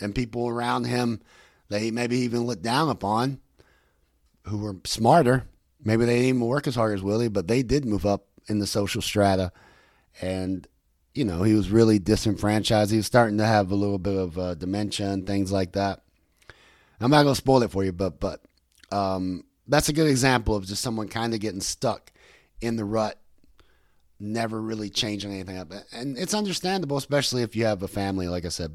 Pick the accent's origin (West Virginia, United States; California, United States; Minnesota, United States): West Virginia, United States; I'm from West Virginia